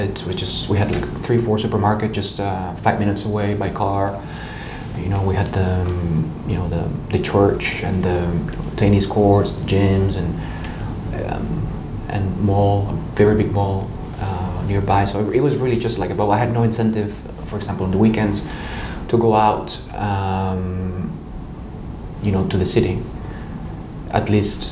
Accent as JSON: {"language": "English", "region": "Mexico City", "country": "Mexico", "tie": "born or raised there", "also_born_or_lived": "Naucalpan, State of Mexico", "moved": "as an adult", "lives_now": "Geneva, Switzerland", "said": "I was born in Mexico City"}